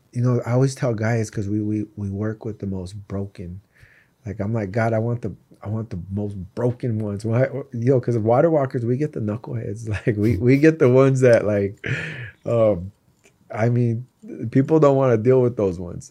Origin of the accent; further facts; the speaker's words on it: East Coast, United States; also born or lived in Tucson, Arizona; I was born in Tucson. I was raised on the East Coast.